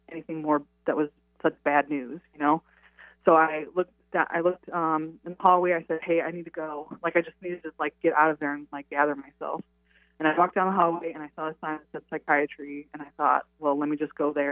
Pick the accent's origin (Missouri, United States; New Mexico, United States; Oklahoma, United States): Missouri, United States; St. Louis; moved away as an adult; I grew up in St. Louis, Missouri. I joined the Army when I was 18, and I took off and I went to see the world.